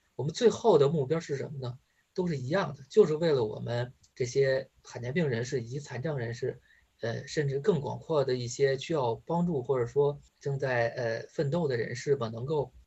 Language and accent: Chinese; China; 我们中国人民